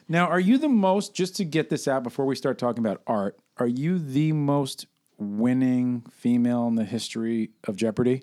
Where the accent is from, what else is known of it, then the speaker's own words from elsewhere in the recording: New York City, New York, United States; moved away as an adult; now in California, United States; I grew up in New York until I was twenty, twenty-one